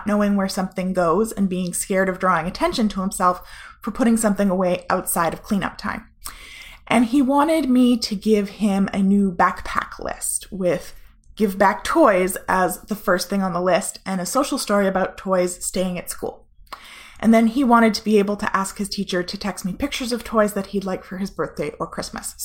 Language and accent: English; Canada; we're Canadian